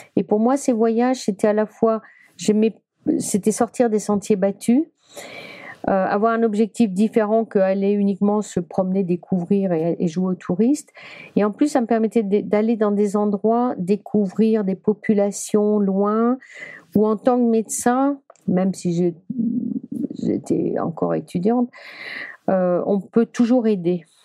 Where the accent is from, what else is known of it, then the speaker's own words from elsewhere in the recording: Brittany, France; je suis bretonne